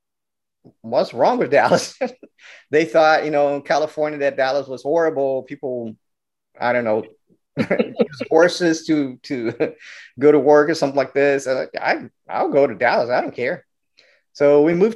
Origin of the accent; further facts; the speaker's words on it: Brazil; also born or lived in Rio de Janeiro; now in United States; So I grew up Catholic in Brazil